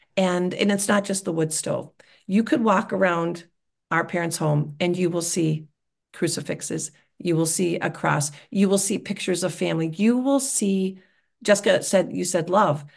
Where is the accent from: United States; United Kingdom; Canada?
United States; Wisconsin; I'm from Wisconsin